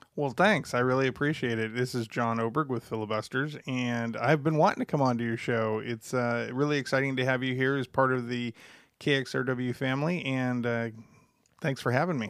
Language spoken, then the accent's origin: English; Los Angeles, California, United States; also born or lived in Pasadena; I grew up down in Los Angeles in the early to mid seventies